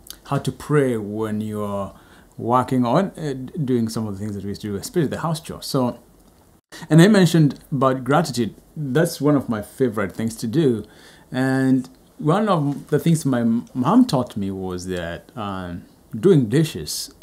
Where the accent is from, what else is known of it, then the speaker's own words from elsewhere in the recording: Kenya; moved away; I'm from Kenya